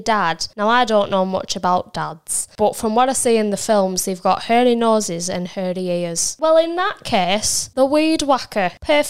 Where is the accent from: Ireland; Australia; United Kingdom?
United Kingdom; St Helens, North West England; I'm from St. Helens.